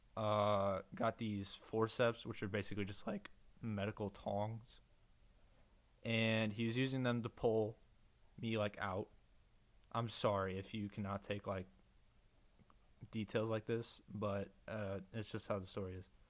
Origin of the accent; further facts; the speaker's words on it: Missouri, United States; I'm from Missouri, USA